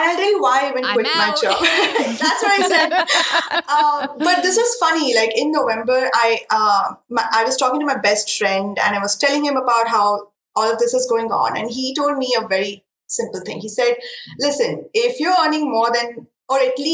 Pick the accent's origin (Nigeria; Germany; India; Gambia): India; English is a second language; Indian handmade paper that is made very close to my hometown